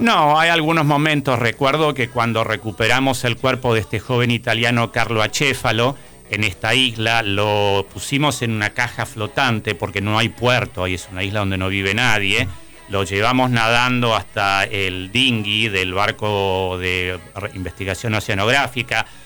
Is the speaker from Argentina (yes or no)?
yes; Salta, Argentina; Yo crecí en Salta